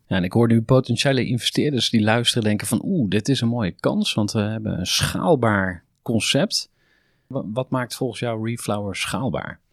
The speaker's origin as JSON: {"language": "Dutch", "region": "Utrecht", "country": "Netherlands", "said": "voor mij als Utrechter"}